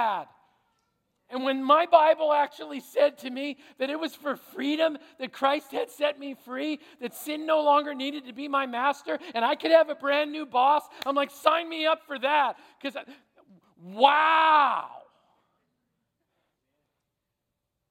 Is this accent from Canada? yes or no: yes; Canada; I'm a Canadian